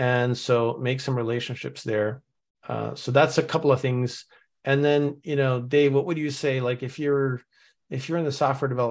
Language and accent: English; Norway; now in United States; I'm originally from Norway